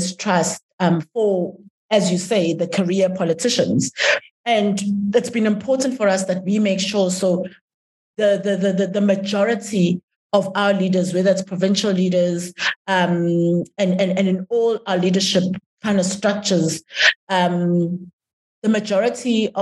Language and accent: English; South Africa; I'm a South African, I'm a citizen